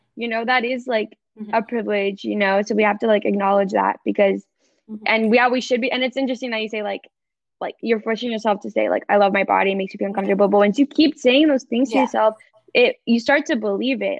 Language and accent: English; Fountain Valley, California, United States; moved away as an adult; now in Dallas, United States; I am in Southern California, specifically Fountain Valley, Huntington Beach, California. Uh, if anyone doesn't know, it's about 30 minutes from LA. yes, but um, that is my hometown.